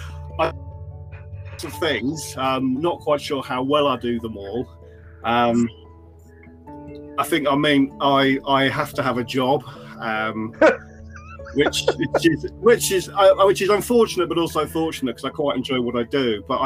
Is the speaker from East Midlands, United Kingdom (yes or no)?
yes; Stamford, East Midlands, United Kingdom; born or raised there; also born or lived in North London / Oxford